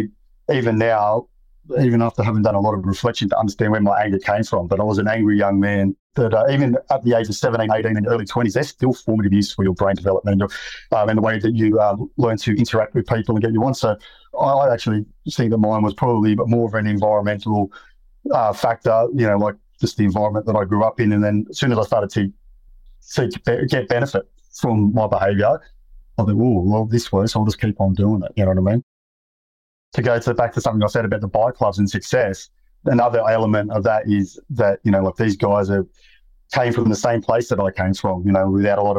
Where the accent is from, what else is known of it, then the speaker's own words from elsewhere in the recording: Sydney, New South Wales, Australia; I grew up in Western Sydney